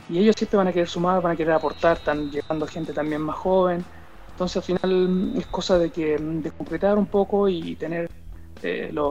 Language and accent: Spanish; Chile; now in Andorra; que también está acá en, Andorra, el mismo Guille también, que, somos los, los chilenos que, estamos pendientes, los más futbolizados